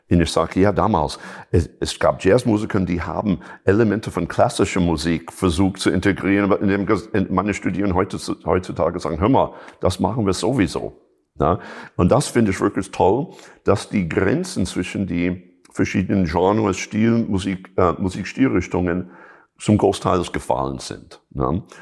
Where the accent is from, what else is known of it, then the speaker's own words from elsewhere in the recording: Chicago, Illinois, United States; German is a second language; ich komme ursprünglich aus Chicago, so natürlich das ist ein, äh, ein, ein Staat, wo, wo, wo einfach die Blues einfach zu Hause ist.